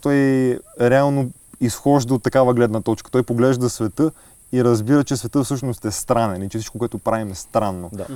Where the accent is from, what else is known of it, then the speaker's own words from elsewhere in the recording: Sofia, Sofia City, Bulgaria; географски съм роден в София, но духом съм от Благоевград.